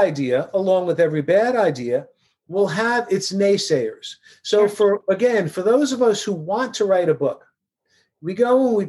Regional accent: New York City, New York, United States; I grew up in Queens, New York.

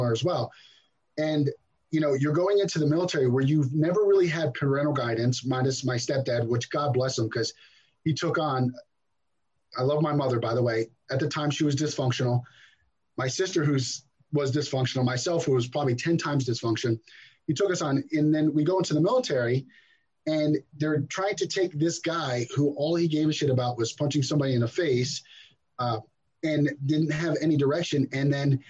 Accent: New Jersey, United States; also born or lived in Brooklyn, New York; I grew up in New Jersey for the most part. I was born in Brooklyn, but pretty much grew up in New Jersey.

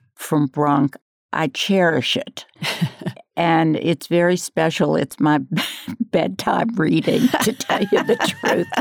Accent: New Orleans, Louisiana, United States; now in Asheville, United States; I come from New Orleans.

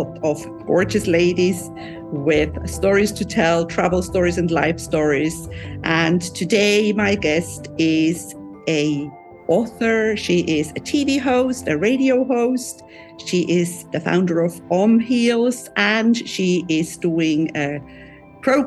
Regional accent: Switzerland; moved away as an adult; now in Cyprus; I'm originally from Switzerland, but I've been married in Cyprus for many years and living on the Mediterranean Sea.

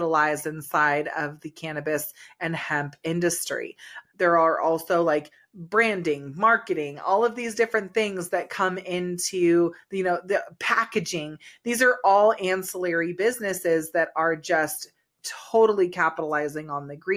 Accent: California, United States; now in Colorado, United States; I'm originally from California

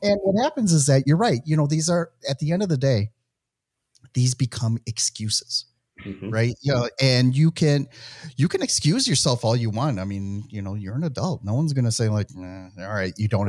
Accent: Midwest, United States; accent: Midwestern; my Midwestern accent

